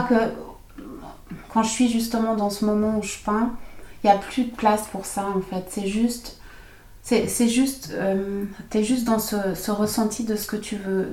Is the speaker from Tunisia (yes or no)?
no; Switzerland; also born or lived in Germany; j'ai grandi ici en Suisse, mais avec ses racines vraiment allemandes.